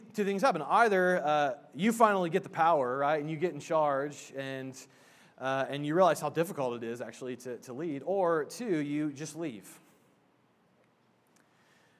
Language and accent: English; Indiana, United States; I'm from Indiana